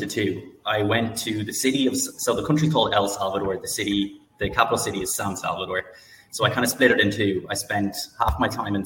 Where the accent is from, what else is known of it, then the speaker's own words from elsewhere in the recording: Ireland; I'm Irish